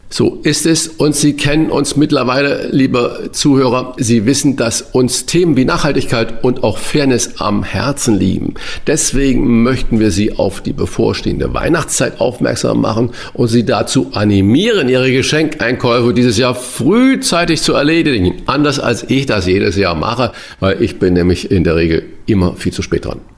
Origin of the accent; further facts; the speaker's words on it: St. Ingbert, Saarland, Germany; in kleinem St. Ingbert, wo ich herkomme, im Saarland